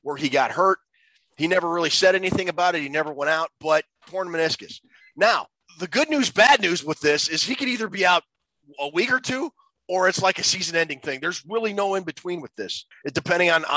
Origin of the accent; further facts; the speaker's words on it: Minnesota, United States; growing up in Minnesota